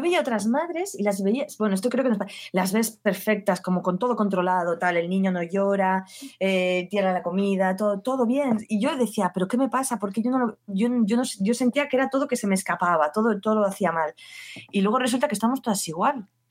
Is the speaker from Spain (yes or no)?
yes; Basque Country, Spain; now in Barcelona, Spain; yo soy del País Vasco